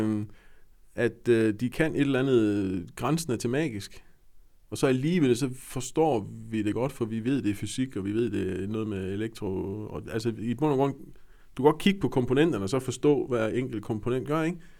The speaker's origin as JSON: {"language": "Danish", "area": "West Jutland", "region": "Central Denmark Region", "country": "Denmark", "said": "Jeg er jo vestjyde"}